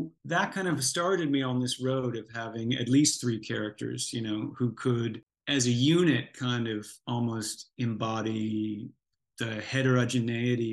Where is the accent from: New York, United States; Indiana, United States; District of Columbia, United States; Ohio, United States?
New York, United States; Buffalo; I happened to come from the same hometown as this band called